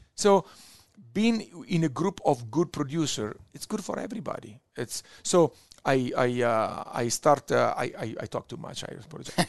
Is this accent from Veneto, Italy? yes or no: yes; Verona, Veneto, Italy; English is a second language; now in New York, United States; I'm from Verona, Italy, northeast, the city of Romeo and Juliet, close to Venice